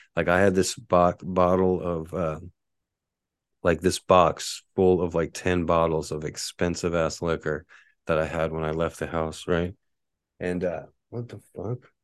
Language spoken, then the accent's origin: English; Texas, United States; now in Honolulu, United States; I'm from Texas